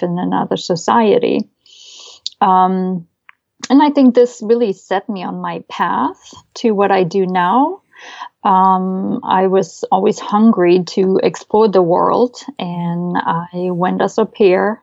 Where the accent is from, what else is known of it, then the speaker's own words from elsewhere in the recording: Leipzig, Saxony, Germany; first language German; English is a second language; moved away as an adult; also born or lived in West Germany; now in United States; I grew up in East Germany